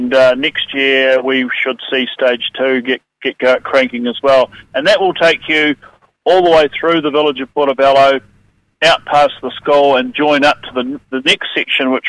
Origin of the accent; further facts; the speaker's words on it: Otago Peninsula, New Zealand; it's my hometown